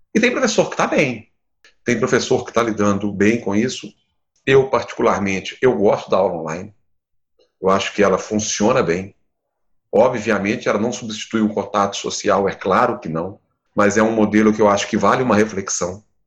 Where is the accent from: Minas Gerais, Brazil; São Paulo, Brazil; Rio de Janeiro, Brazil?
Minas Gerais, Brazil; Campo das Vertentes; sou do, do campo das vertentes, aqui de Minas, não sou de Belo Horizonte